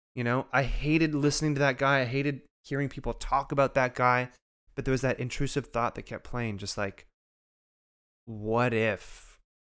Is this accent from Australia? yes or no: no; Canada; despite being a Canadian